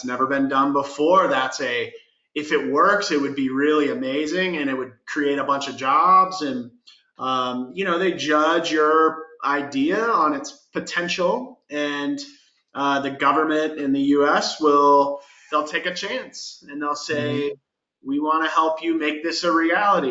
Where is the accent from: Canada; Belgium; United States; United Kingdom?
United States; Florida; moved away as an adult; also born or lived in Seattle; now in Denver, United States; I'm originally from Florida, which is very, very different than Denver